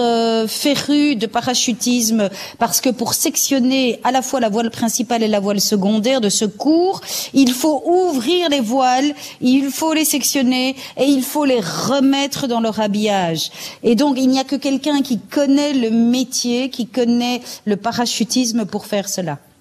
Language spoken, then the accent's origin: French; Belgium; en Flandre, chez nous, en Belgique